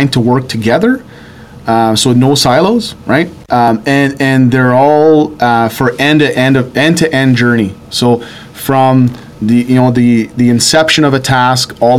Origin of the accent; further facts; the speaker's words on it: Sudbury, Ontario, Canada; I grew up here in Sudbury